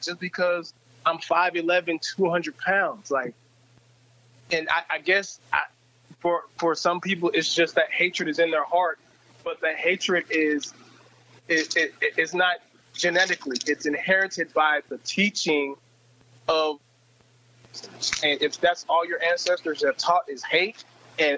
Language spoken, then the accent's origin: English; Olathe, Kansas, United States; growing up in Kansas City, suburb of Olathe was the suburb of Kansas City